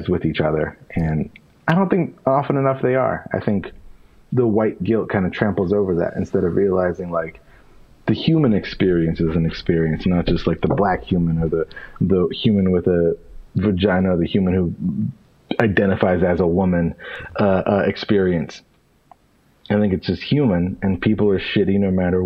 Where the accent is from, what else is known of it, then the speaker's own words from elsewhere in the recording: Pennsylvania, United States; also born or lived in Bridgeport, Connecticut; I was born in Connecticut and I was raised in Pennsylvania